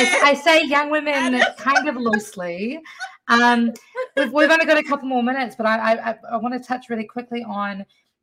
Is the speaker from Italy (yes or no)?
no; New Zealand; now in United States; if you can't tell by my accent, I was not born here. My mother's from Pennsylvania, but I was born in New Zealand